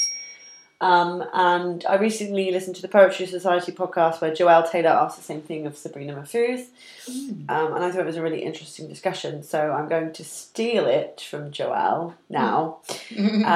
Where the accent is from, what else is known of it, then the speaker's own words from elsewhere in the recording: Bristol, South West England, United Kingdom; I'm from Bristol